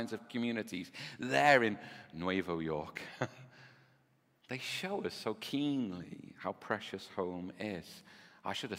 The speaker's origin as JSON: {"language": "English", "town": "Birkenhead", "region": "North West England", "country": "United Kingdom", "tie": "born or raised there", "also_born_or_lived": "Nicaragua", "said": "I grew up, you know, in Bebbington and then in Oxton"}